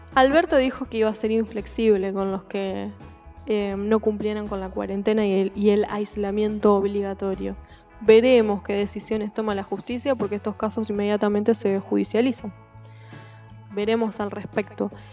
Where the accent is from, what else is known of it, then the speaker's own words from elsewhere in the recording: Argentina; nuestra Argentina